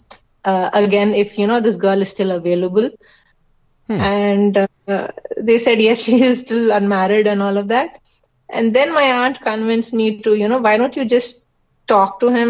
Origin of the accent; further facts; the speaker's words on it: Kerala, India; since we are Malayalis, as in we are from Kerala